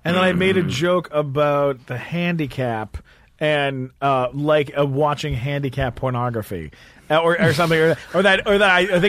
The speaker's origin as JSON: {"language": "English", "country": "Canada", "said": "I'm from Canada, and I got"}